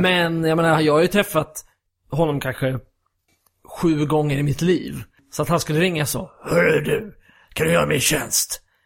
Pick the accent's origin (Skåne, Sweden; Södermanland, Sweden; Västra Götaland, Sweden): Skåne, Sweden; also born or lived in Gothenburg; now in Stockholm, Sweden; när jag växte upp i Skåne då, jag har inte pratat om bred skånska själv